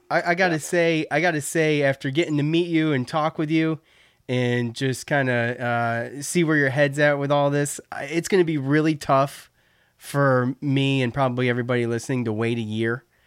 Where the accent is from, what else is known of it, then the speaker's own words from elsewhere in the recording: Syracuse, New York, United States; I grew up in Syracuse